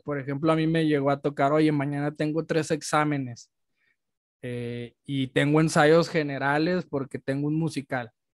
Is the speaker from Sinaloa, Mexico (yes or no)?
yes; Culiacán, Sinaloa, Mexico; moved away as an adult; now in Guadalajara, Mexico; yo soy de Culiacán y estudié en Guadalajara